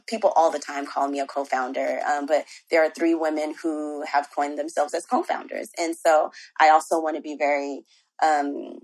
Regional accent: Los Angeles, California, United States; I'm from South Central Los Angeles

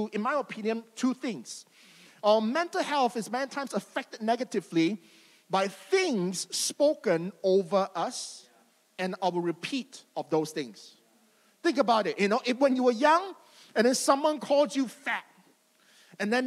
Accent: Malaysia; growing up in Malaysia

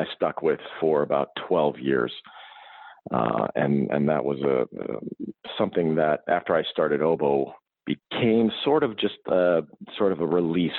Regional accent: St. Paul, Minnesota, United States; I'm originally from St. Paul, Minnesota, and I grew up in a household that was full of people playing instruments

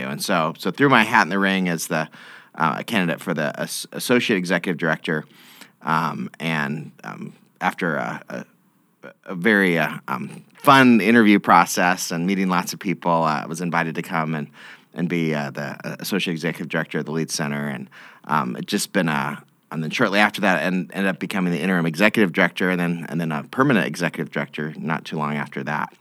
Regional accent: Boise, Idaho, United States; moved away as an adult; now in Lincoln, United States; I grew up in in Idaho, in the, the Boise area

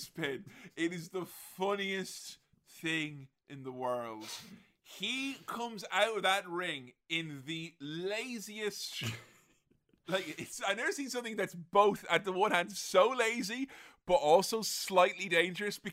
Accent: Galway, Connacht, Ireland; also born or lived in Glasgow; my hometown of Galway

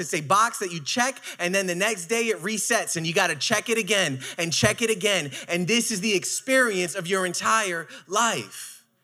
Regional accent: New York City, New York, United States; I am from Brooklyn

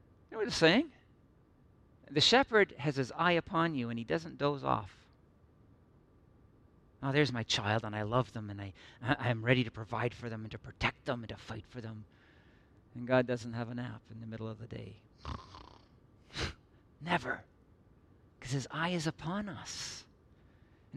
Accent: Midland, Ontario, Canada; also born or lived in Northern Ireland / Toronto; I grew up in Midland and you know, went off to university

